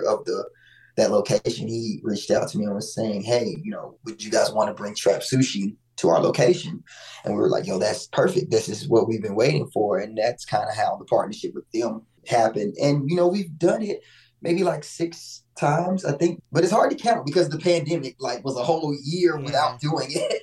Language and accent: English; Mississippi, United States; now in Atlanta, United States; I'm actually from Mississippi, but I've been in Atlanta for a long time